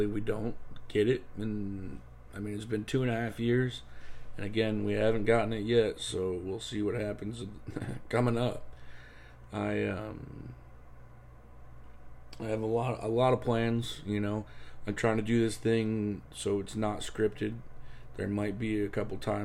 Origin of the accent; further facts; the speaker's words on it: Ohio, United States; moved away as an adult; now in Florida, United States; I was born and raised in Ohio. I lived there until I was 24 years old.